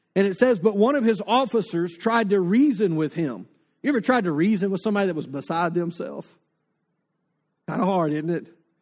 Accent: North Louisiana, United States; now in Lake Charles, United States; I grew up in North Louisiana with the Red River.

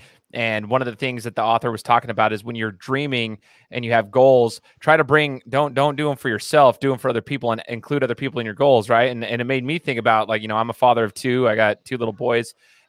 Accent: the South, United States; I'm from the South or whatever.

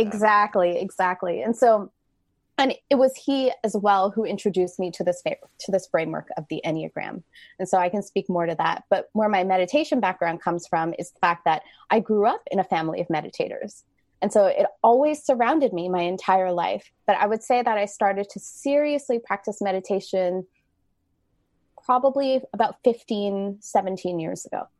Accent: Canada; I am Canadian

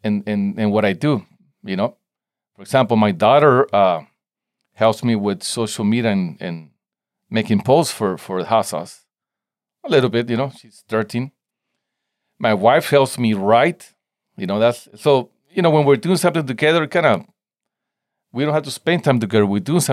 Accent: Tijuana, Baja California, Mexico; English is a second language; now in San Diego, United States; I grew up in Tijuana, Mexico, right at the border. And then I moved to San Diego. So it's kind of, I have both cultures going on, you know? But I don't know, I guess I think in Spanish and I speak Spanish at home

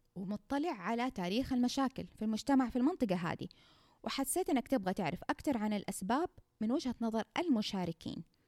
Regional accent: Saudi Arabia; عندنا في السعوديه

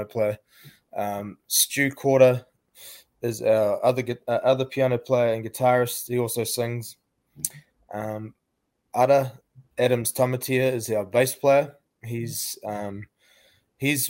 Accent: New Zealand; we're from Aotearoa, New Zealand

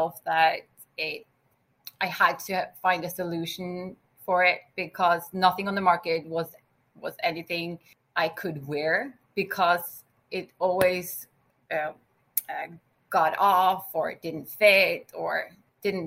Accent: Norway; I'm from Norway, but I'm also half Greek

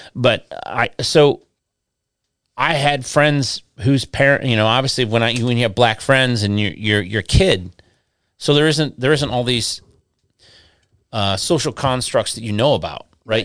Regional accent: Westland, Michigan, United States; also born or lived in Inkster, Michigan; where I grew up in Michigan, um, I grew up in, uh, I lived in, my parents lived in Westland

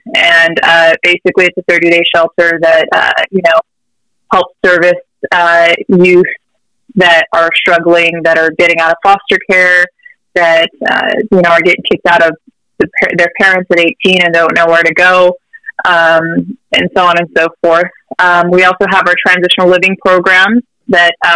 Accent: Riverside, California, United States; I was also born and raised in Riverside, love it here

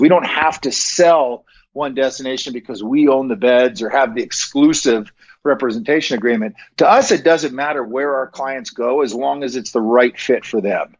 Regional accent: Bend, Oregon, United States; moved away as an adult; now in Montana, United States; I grew up out in Central Oregon

